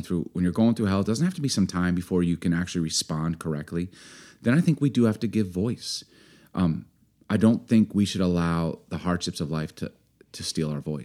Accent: Chicago, Illinois, United States; I grew up in Chicago

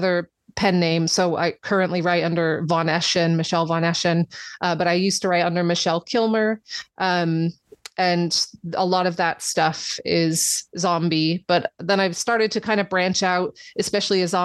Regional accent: United States; now in England; I'm from America

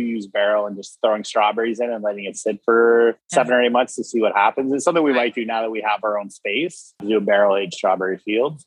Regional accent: Canada; we're Canadian males in our 40s

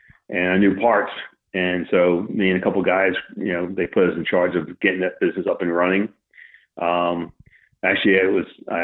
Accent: Philadelphia, Pennsylvania, United States; moved away as an adult; Well, originally I'm from Philadelphia. I moved out here in 06

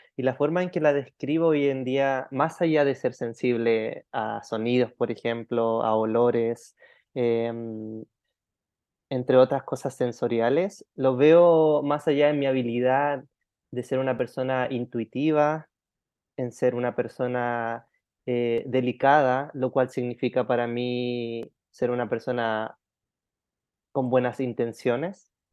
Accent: Chile; now in Thailand; Sí, nací en Chile chilenito

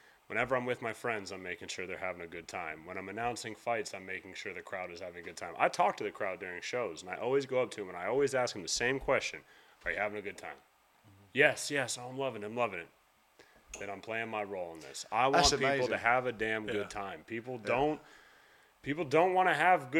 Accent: United States; accent: American

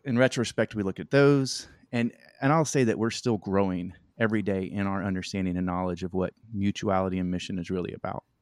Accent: Shreveport, Louisiana, United States; moved away as an adult; also born or lived in Mozambique; now in North Little Rock, United States; we're kind of from the North Louisiana area, Shreveport, Mansfield area

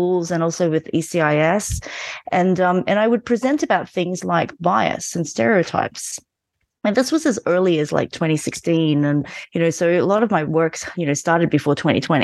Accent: Australia; also born or lived in Malaysia; now in Berlin, Germany; I was born in Malaysia and moved to Australia when I was 9.

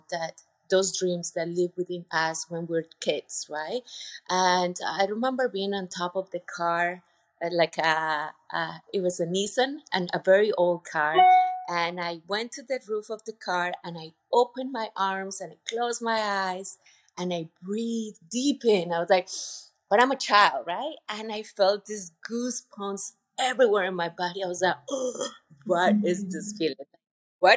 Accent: Bogotá, Colombia; also born or lived in Putumayo, Colombia; I'm a very proud Colombian person. I grew up in Colombia. I was born and raised in Colombia

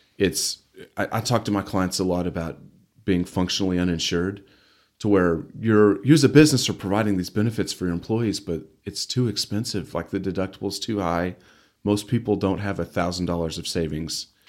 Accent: Amarillo, Texas, United States; also born or lived in Canyon, Texas / Dallas, Texas; I was born in Amarillo. lived here really for the most, majority of my life

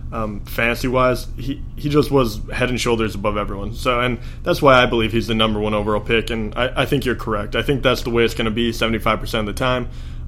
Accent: Michigan, United States; Growing up in Michigan

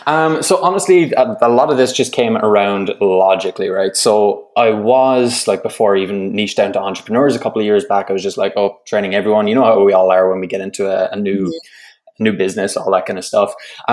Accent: Ireland; moved away as an adult; now in Canada; But I'm originally from Ireland, and I'm living over here in Canada. And I think, as you said there in the intro, I've been here since 2016

